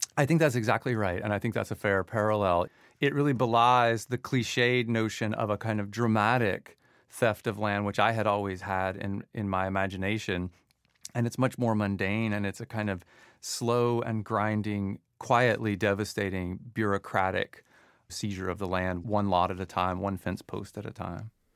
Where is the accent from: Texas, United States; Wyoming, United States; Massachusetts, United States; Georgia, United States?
Georgia, United States; Forsyth County; now in New York, United States; I was raised in Forsyth County, so I grew up there from the time I was seven years old, and, which means it's home